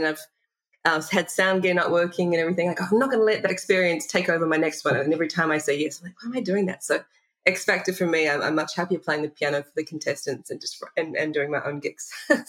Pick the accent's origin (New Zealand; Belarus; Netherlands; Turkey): New Zealand; of course, I definitely consider myself a Kiwi and I'm proud to be from New Zealand